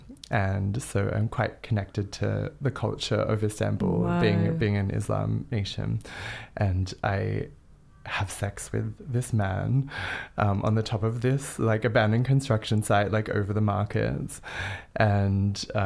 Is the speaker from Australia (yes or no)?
yes; Canberra, Australian Capital Territory, Australia; I grew up in Canberra in Australia